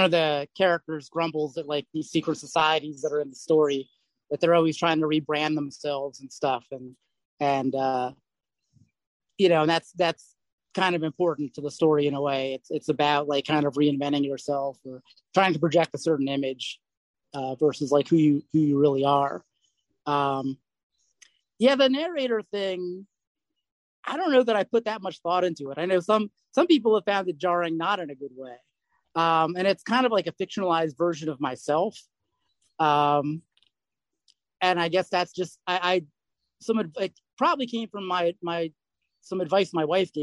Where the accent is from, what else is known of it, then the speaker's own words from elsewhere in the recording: United States; I'm very American.